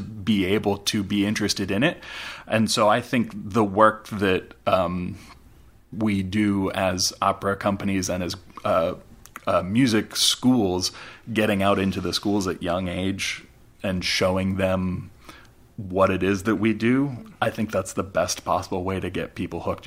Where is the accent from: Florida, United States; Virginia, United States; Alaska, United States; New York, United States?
Alaska, United States; moved away as an adult; also born or lived in Boulder, Colorado; now in Winston-Salem, United States; I grew up in Alaska. Uh, I grew up playing with the symphony and going to symphony